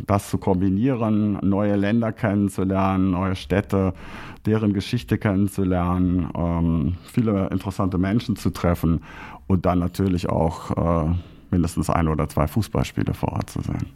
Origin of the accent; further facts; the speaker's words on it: Braunschweig, Lower Saxony, Germany; now in Krefeld, Germany; meine Heimatstadt Braunschweig hat immerhin den größten Karnevalsumzug in Norddeutschland.